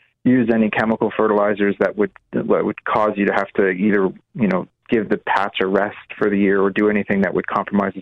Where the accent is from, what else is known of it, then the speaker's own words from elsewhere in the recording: Maine, United States; moved away; where I grew up in Maine